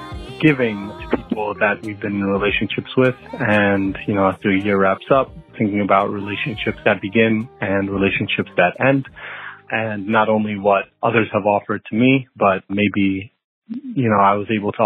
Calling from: Pittsburgh, Pennsylvania, United States; I'm calling from Pittsburgh, Pennsylvania.

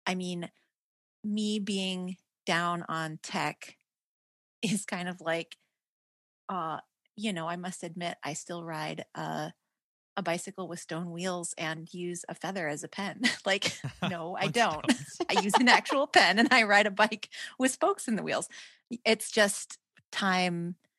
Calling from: Sweden; Tell you at the beginning of this call that I'm actually calling from Sweden?

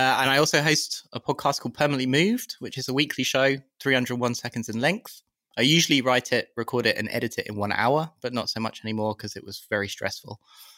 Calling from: London, United Kingdom

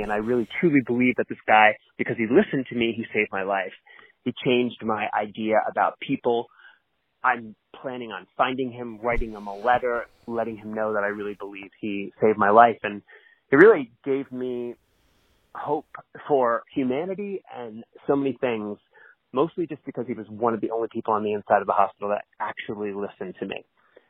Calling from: Mount Shasta, California, United States; I'm calling from Mount Shasta.

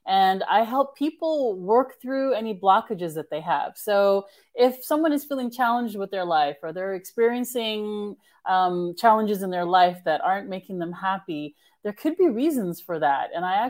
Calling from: California, United States; I'm actually in Northern California.

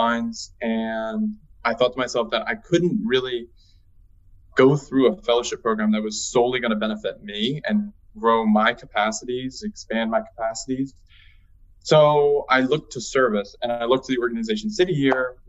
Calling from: Philadelphia, Pennsylvania, United States; right now I'm calling in from Philadelphia, PA

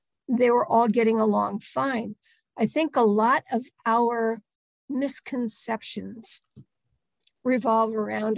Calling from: Delaware, United States; also born or lived in North Carolina, United States; I am in central Delaware, and I live right in the middle of poultry country right now, although I didn't always. I spent the better part of my 40s in North Carolina

